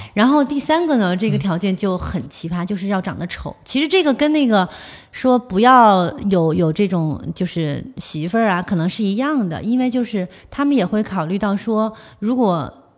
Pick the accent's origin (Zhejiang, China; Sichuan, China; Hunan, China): Hunan, China; Zhuzhou; 因为我本身我是株洲人